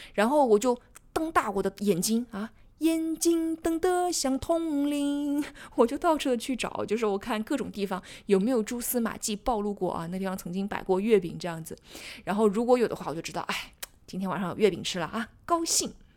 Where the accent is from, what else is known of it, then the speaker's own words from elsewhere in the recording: Jiangsu-Zhejiang-Shanghai area, China; 我是南方人，所以我是在江浙沪这一带，所以我们小的时候都是吃鲜肉月饼的